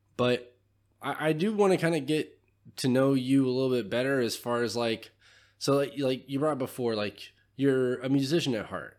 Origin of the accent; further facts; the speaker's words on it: California, United States; now in Tennessee, United States; I'm from California